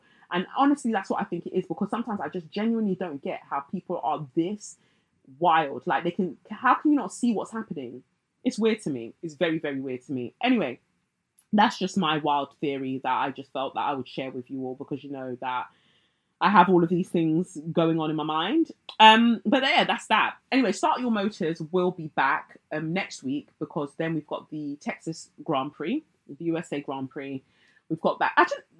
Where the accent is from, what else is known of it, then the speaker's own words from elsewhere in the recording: North West England, United Kingdom; now in Cheshire, United Kingdom; I'm a Black woman born and raised in Cheshire.